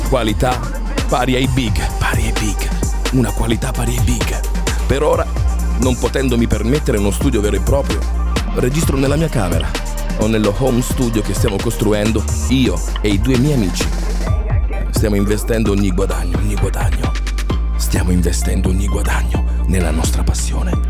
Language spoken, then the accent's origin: Italian; Naples, Campania, Italy; Nella mia arte ho sempre palesato la mia provenienza. Sono napoletano e ho sempre sofferto molto ho sofferto del separamento. Dalla mia terra voglio che amo